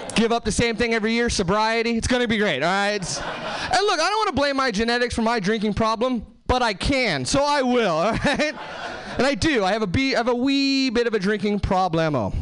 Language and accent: English; Hesperia, California, United States; now in Seattle, United States; I'm actually from Southern California originally. Uh, nowhere famous, just like the Mojave Desert, Hesperia, California.